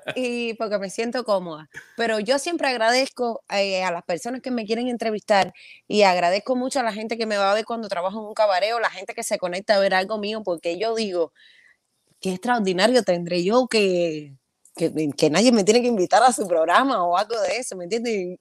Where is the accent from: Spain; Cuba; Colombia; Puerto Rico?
Cuba; Havana; moved away as an adult; es Santa Fe, el lugar donde yo nací, me crié